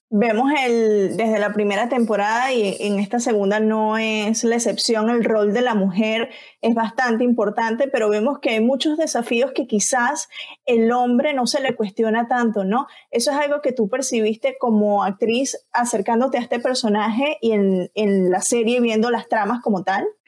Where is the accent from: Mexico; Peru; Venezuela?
Venezuela; como venezolana vengo de un país en donde se, se produjeron muy buenas novelas